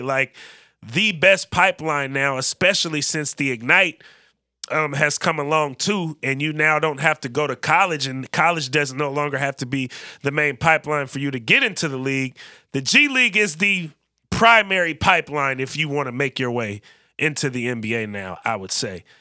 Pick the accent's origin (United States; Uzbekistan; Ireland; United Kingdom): United States; Bay Area, California; also born or lived in Oakland; now in Portland, United States; both growing up in the Bay Area, same class, two thousand eleven.